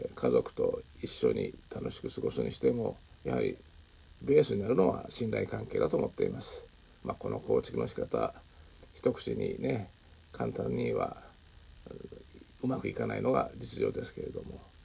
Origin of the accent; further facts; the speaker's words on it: Japan; moved away as an adult; also born or lived in Southeast Asia / China; 日本で生まれ育ち一旦海外へ出てまた無事に帰ってこれた